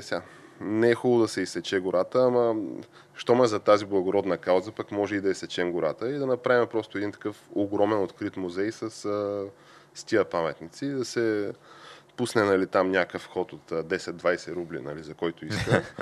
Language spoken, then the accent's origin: Bulgarian; Shumen, Shumen Province, Bulgaria; моя роден град Шумен